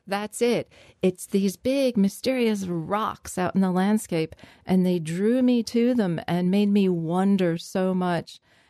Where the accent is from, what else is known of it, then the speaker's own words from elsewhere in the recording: New Jersey, United States; And I could never see any of that growing up in New Jersey because stuff was in the way.